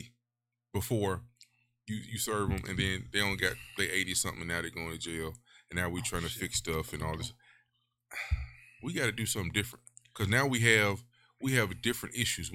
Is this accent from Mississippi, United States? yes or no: yes; Winona, Mississippi, United States; that's my hometown. So I asked some people about it because I didn't grow up there, but that's where I'm from